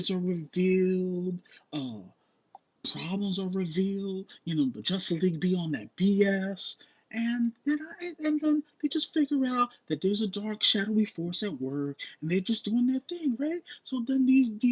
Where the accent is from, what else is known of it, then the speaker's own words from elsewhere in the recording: New York, United States; as a New Yorker